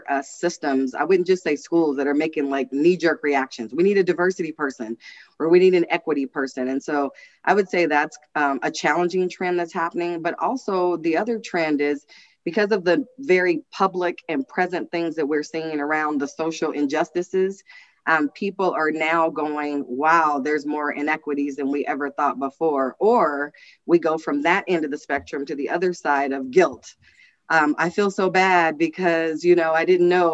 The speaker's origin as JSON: {"language": "English", "town": "Los Angeles", "region": "California", "country": "United States", "tie": "born or raised there", "also_born_or_lived": "Kansas City, Missouri", "moved": "yes", "lives_now": "Reno, United States", "said": "I was born in Kansas City, Missouri, but raised in South Central Los Angeles"}